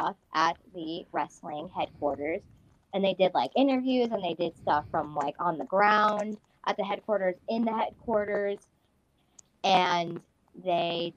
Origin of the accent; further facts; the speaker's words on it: United States; I'm from America as well